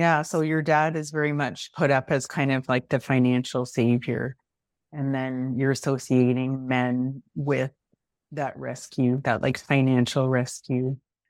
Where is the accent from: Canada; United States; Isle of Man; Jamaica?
Canada; because I'm Canadian and I'm in Toronto now.